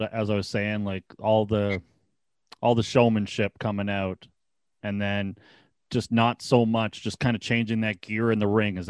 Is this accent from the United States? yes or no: no; Ontario, Canada; being Canadian, I guess, and being from Ontario, I grew up with a lot of Toronto Maple Leaf fans